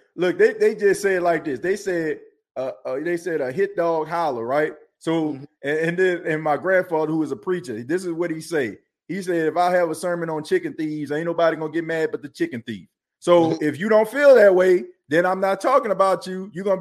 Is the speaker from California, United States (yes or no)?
no; New Orleans, Louisiana, United States; now in South Carolina, United States; I don't stay in Louisiana anymore. I stay in South Carolina, but I was born and raised in New Orleans, New Orleans, Louisiana